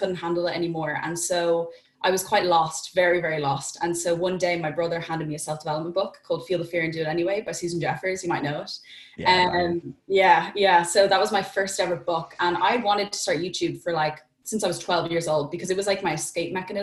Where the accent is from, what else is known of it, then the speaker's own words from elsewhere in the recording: Dublin, Leinster, Ireland; I'm from Dublin in Ireland